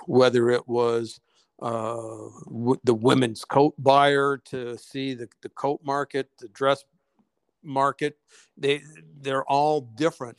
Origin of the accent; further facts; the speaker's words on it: Detroit, Michigan, United States; growing up in Detroit